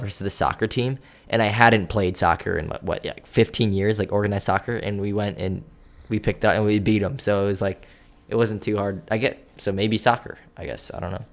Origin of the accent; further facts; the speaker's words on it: New York, United States; growing up in New York